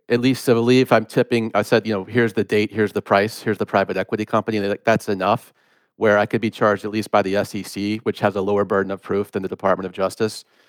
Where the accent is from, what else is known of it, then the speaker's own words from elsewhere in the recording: Gwinnett County, outside Atlanta, Georgia, United States; I grew up in Gwinnett County